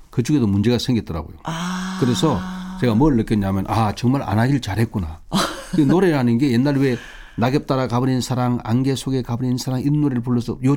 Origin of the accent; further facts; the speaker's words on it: Busan, South Korea; moved away; 해운대가 네. 제 고향이잖아요.